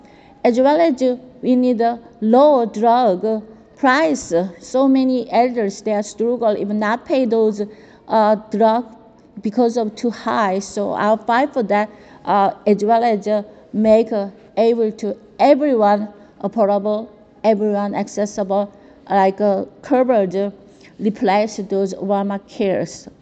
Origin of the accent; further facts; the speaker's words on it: Andong, North Gyeongsang, South Korea; now in California, United States; Especially I am grew up in very richest my village in Andong, and you know in Andong had two dams, Ima dams and Andong dams.